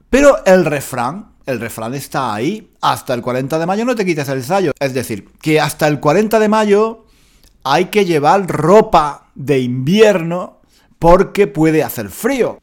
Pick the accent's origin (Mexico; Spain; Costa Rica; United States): Spain; accent: Spanish; si hablo con acento español, ¿por qué no? Es, mi acento, es, es, mi personalidad, es mi historia